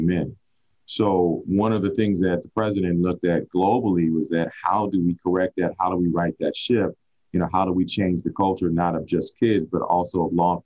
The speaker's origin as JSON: {"language": "English", "town": "Oakland", "region": "California", "country": "United States", "tie": "born or raised there", "moved": "as an adult", "lives_now": "Las Vegas, United States", "said": "growing up in Oakland, California, a lot of people don't know that I have a deep root with the Black Panthers."}